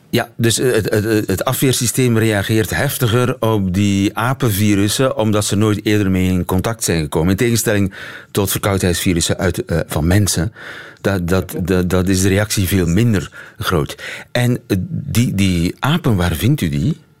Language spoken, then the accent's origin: Dutch; Belgium; als Belg